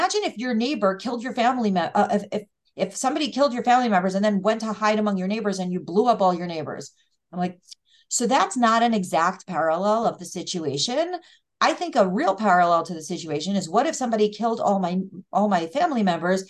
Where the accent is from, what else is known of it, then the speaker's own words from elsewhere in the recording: United States; first language English; also born or lived in Israel; very American and English is my first language